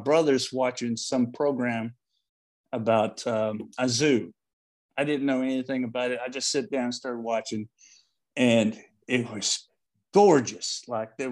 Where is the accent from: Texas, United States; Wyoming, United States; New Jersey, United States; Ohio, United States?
Texas, United States; Paris; also born or lived in Austin, Texas; one of four watchmaking schools in the United States happened to be in my hometown of Paris, Texas